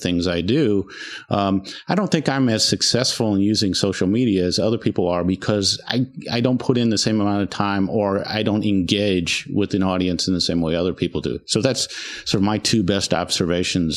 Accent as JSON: {"language": "English", "region": "Indiana", "country": "United States", "tie": "born or raised there", "said": "born and raised in Indiana"}